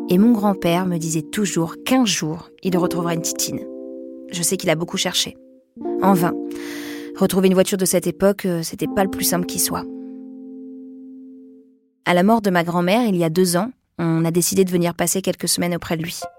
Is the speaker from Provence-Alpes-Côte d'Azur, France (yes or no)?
no; Larmor-Plage, Brittany, France; now in Paris, France; aujourd'hui à Paris, mais j'ai grandi dans le Morbihan, à côté de l'océan, dans une petite ville côtière de 8000 habitants, l'Armor Plage.